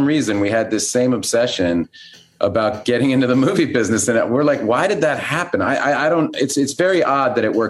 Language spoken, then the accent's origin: English; Boston, Massachusetts, United States; moved away; we came from Boston, which is not a movie industry town.